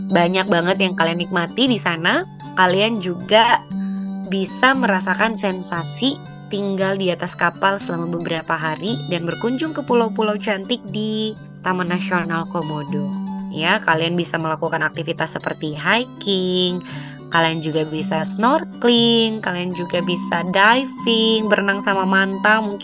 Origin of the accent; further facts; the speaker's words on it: East Nusa Tenggara, Indonesia; sebagai orang NTT sendiri … pun sampai hari ini belum kelar menjelajahi destinasi wisata di Nusa Tenggara Timur